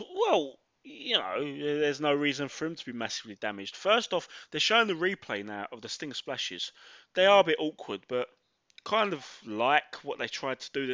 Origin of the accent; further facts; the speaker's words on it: London, United Kingdom; born and raised in Mile End, Bow, East London